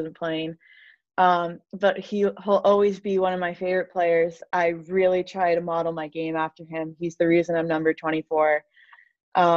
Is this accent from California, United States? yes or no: no; New York, United States; I am from New York, so I should be a Giants or Jets fan